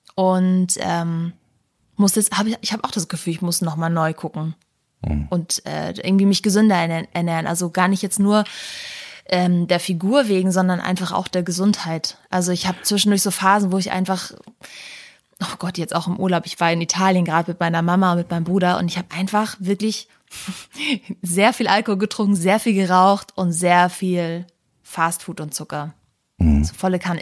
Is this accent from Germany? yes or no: yes; the North, Northern Germany, Germany; bei uns im Norden